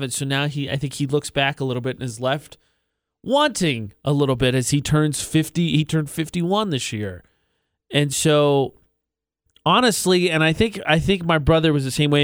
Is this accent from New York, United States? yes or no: no; Lafayette, Indiana, United States; moved away as an adult; also born or lived in Las Cruces, New Mexico; now in Utah, United States; My hometown is Lafayette, Indiana